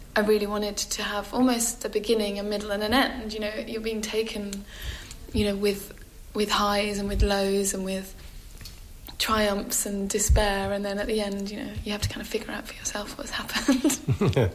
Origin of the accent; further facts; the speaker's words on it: London, United Kingdom; growing up in Camberwell and going to those punk gigs